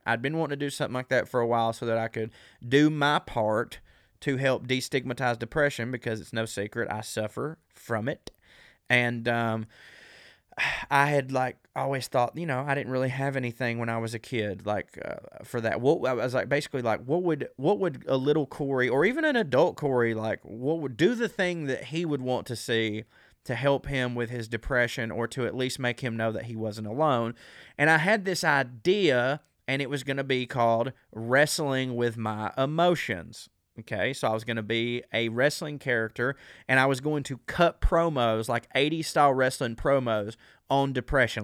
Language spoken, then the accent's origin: English; the South, United States; accent: southern; As a southerner with this accent